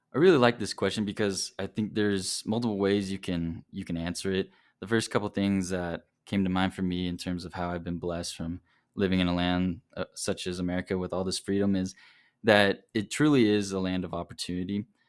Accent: South Carolina, United States; now in Provo, United States; I'm originally from South Carolina, but currently living here in Provo.

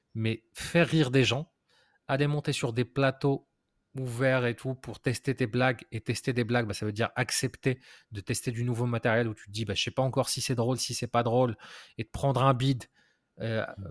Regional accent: Morocco; j'ai grandi au Maroc

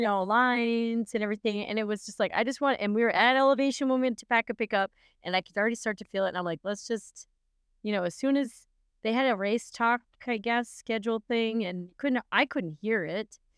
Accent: Canada; moved away as an adult; now in Minnesota, United States; officially I'm from Canada

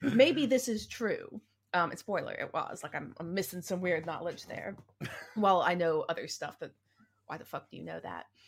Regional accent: the South, United States; accent: southern; my southern accent

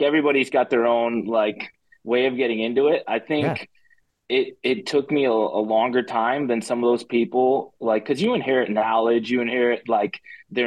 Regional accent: Chicago, Illinois, United States; I'm from Chicago. And I grew up in a family that didn't wrestle

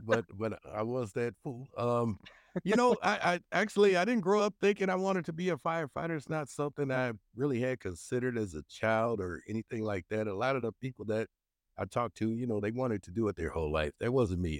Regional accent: Minneapolis, Minnesota, United States; also born or lived in Saint Paul, Minnesota; we moved to North Minneapolis when I was, uh, probably just about one and a half, two years old. And so, being able to serve that community I grew up

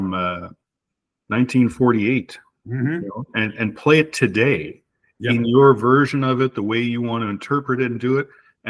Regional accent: Montreal, Quebec, Canada; moved away as an adult; now in Manotick, Canada; We moved here in 1999 from Montreal. I grew up in Montreal, Quebec

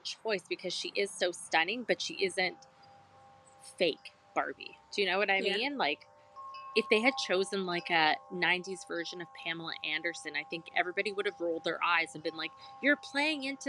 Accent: Canada; we're Canadian.

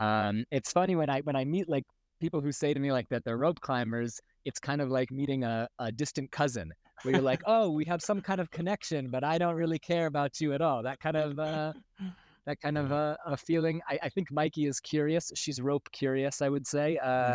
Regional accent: Baltimore, Maryland, United States; born there; also born or lived in Israel; I'm 33 years old. I was born in Baltimore, Maryland. I lived the past 15 years in Israel, and about 14 months ago, my partner and I moved to the States

